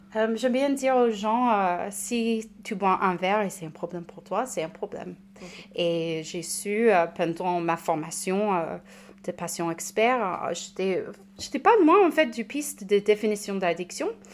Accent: United States; French is a second language; moved away as an adult; now in Saint-Étienne, France; je suis américaine

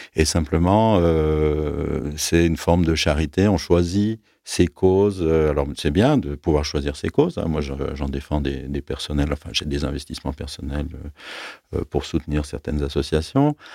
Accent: Aix-les-Bains, Auvergne-Rhône-Alpes, France; moved away as an adult; also born or lived in Grenoble / Netherlands; now in Lyon, France; moi j'ai grandi en Savoie. J'avais l'idée que jamais je ne quitterais ma ville natale, avec Aix-les-Bains

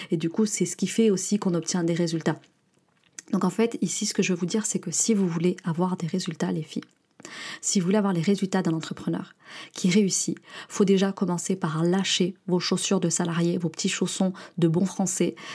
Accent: France; l'état d'esprit réactionnaire et victimaire qu'on peut avoir en tant que Français et qui nous colle d'ailleurs même à l'international.

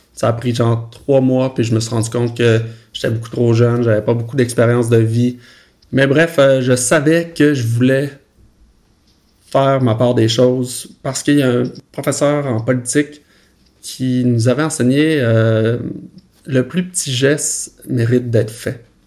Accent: Roberval, Quebec, Canada; moved away; je suis né au Saguenay-Lac-Saint-Jean, euh, petite ville qui s'appelle Robertval

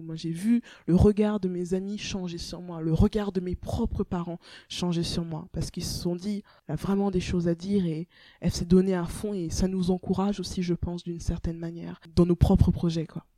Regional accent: Rennes, Brittany, France; moved away as an adult; also born or lived in Togo; now in Paris, France; la Bretagne, euh, c'est là où j'ai grandi

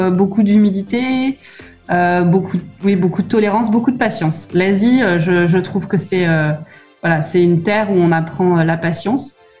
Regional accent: France; moved away as an adult; en tant que bon Français

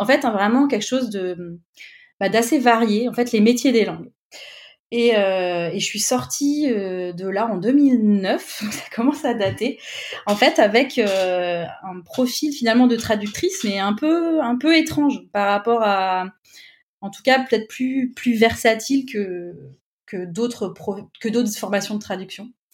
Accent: Clermont-Ferrand, Auvergne-Rhône-Alpes, France; moved away as an adult; also born or lived in Paris; près de chez moi à Clermont-Ferrand

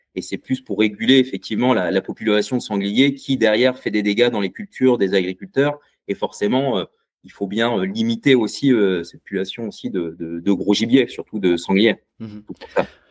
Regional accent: Bay of the Somme, Hauts-de-France, France; je viens, de la baie de Somme

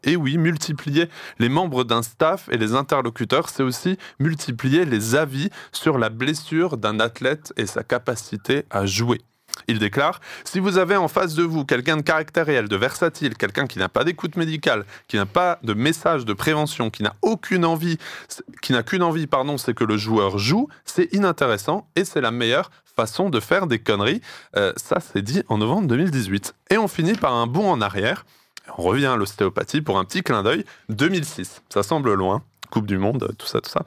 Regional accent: Strasbourg, Grand Est, France; je suis de Strasbourg

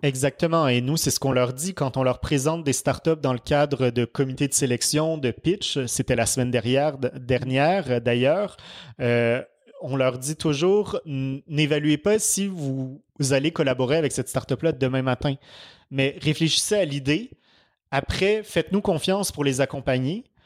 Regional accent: Quebec, Canada; now in France; je suis canadien

